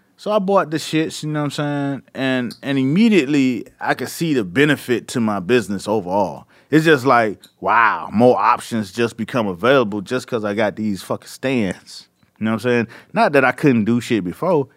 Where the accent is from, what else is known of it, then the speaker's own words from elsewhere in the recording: Miami, Florida, United States; I'm from Miami